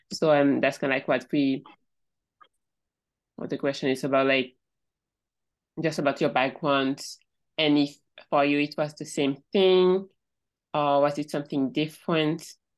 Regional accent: Cameroon; I'm from Cameroon, and growing up, I didn't really talk about mental health, like ever

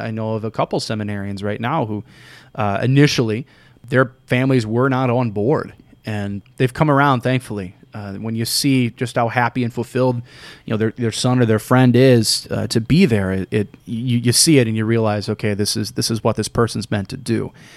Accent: St. Louis, Missouri, United States; grew up in North County in Saint Ferdinand Parish

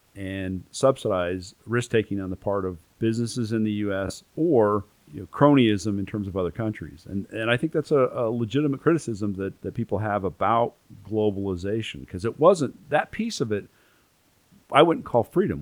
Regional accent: United States; as an American

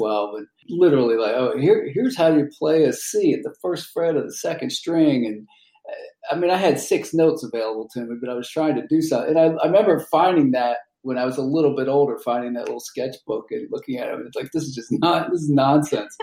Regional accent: Maryland, United States; moved away as an adult; now in Los Angeles, United States; I'm originally from Maryland.

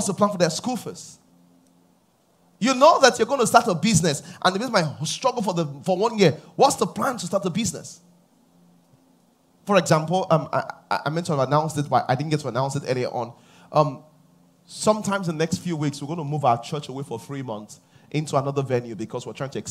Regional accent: Nigeria; I come from Nigeria

